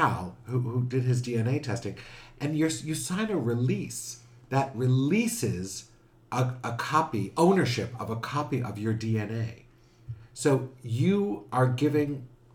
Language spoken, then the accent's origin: English; New York City, New York, United States; I grew up in New York City